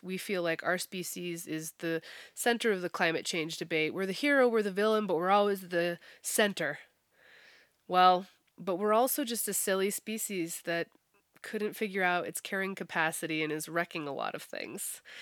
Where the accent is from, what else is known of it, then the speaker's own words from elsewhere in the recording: United States; Americans definitely, yeah. We're, we're notorious for only speaking English